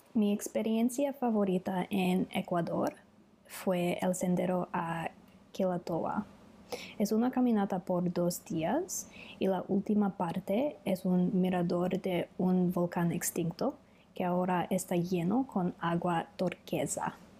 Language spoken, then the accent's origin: Spanish; Australia; Spanish is a second language; soy de Australia y vivo en Melbourne